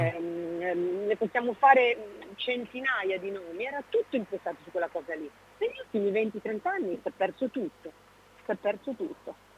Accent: Veneto, Italy; moved away as an adult; ho un'origine veneta e ce l'ho nel sangue, il modo di parlare, il modo di stare è la mia terra

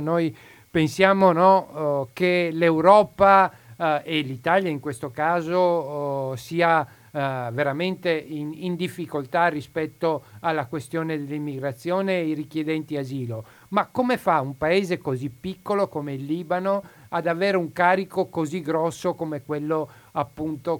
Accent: Asmara, Eritrea; now in Italy; Io provengo dal Corno d'Africa

